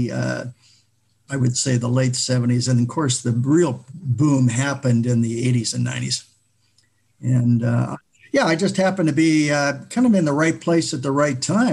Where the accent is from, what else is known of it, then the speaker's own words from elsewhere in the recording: Vancouver, British Columbia, Canada; I grew up in the Vancouver area